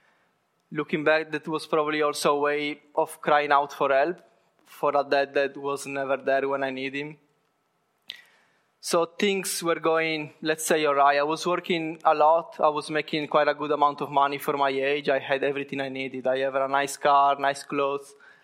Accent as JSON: {"language": "English", "region": "Sardinia", "country": "Italy", "moved": "yes", "said": "I come from Italy, precisely from Sardinia, which is an island in the south of Italy"}